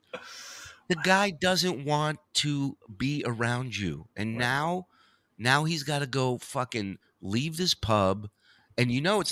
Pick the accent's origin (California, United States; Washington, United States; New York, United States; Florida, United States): California, United States; Los Angeles; I grew up in Canoga Park. It was a shithole when I was growing up there.